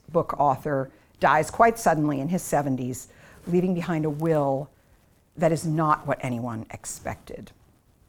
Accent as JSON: {"language": "English", "town": "Boston", "region": "Massachusetts", "country": "United States", "tie": "born or raised there", "said": "I grew up in the Boston area"}